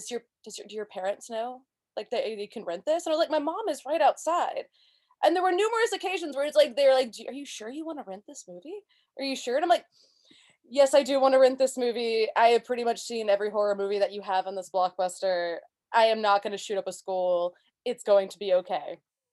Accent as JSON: {"language": "English", "region": "Texas", "country": "United States", "tie": "born or raised there", "said": "I come from a small town in Texas."}